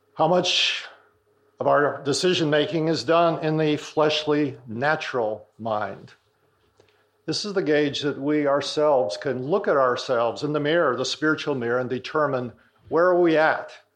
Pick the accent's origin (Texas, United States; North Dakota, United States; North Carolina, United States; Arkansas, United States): North Dakota, United States; I'm from North Dakota, so I've seen a lot of this happening growing up in farming communities